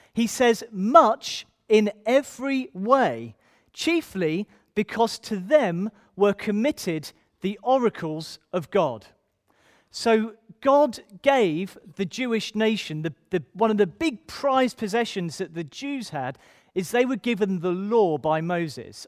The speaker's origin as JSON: {"language": "English", "town": "Ipswich", "region": "East of England", "country": "United Kingdom", "said": "I'm from Ipswich originally."}